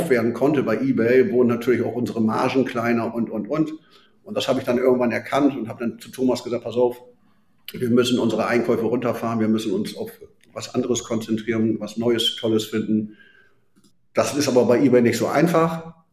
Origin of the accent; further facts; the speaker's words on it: Bremen, Germany; born there; Und äh, gebürtiger Bremer.